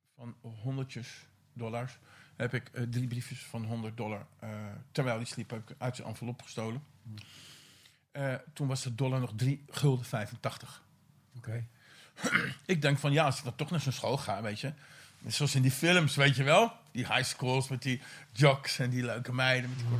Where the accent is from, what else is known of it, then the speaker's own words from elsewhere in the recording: Vinkeveen, Utrecht, Netherlands; Ik ben opgegroeid in Vinkerveen hm. Op de Bamerige Zuwe